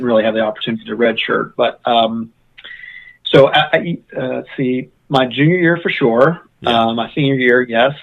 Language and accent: English; Wheeling area, West Virginia, United States; my hometown